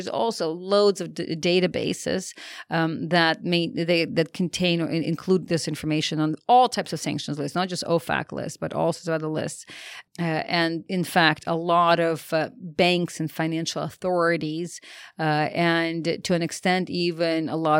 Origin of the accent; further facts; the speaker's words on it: United States; me being an American